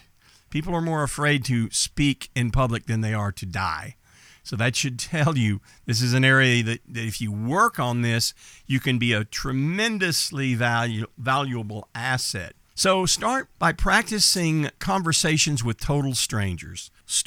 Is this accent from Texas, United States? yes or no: yes; Texas, United States; I'm from Texas. I was born and raised in Texas. I spent my entire life in a small town growing up in East Texas. Well, we don't speak like I'm speaking now in East Texas.